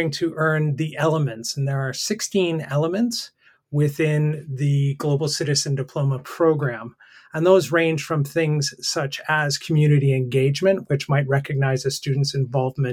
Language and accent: English; Canada; moved away as an adult; also born or lived in Brazil / the Bahamas / Colombia; now in United Kingdom; I'm a Canadian